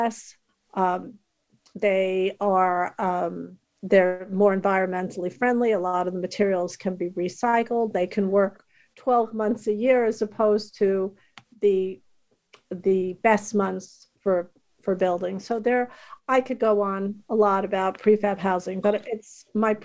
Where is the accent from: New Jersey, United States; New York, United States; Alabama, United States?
New York, United States; New York City; I grew up in Queens, New York, and my house was 1400 square feet